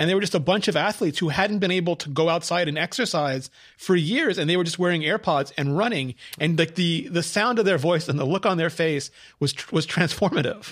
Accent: Canada; I was Canadian

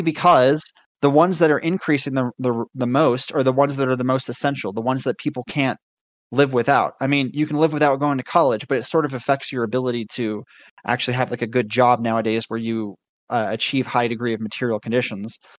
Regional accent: United States; as an American

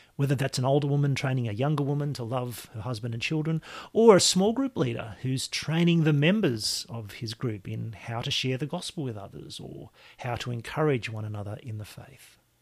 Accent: Lismore, New South Wales, Australia; my hometown, my home district of Lismore in the far north coast of New South Wales

